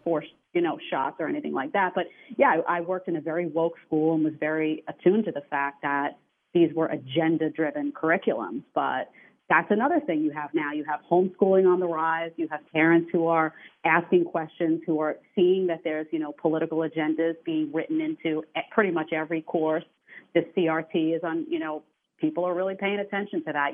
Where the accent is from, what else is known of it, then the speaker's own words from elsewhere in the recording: New York City, New York, United States; I come from New York City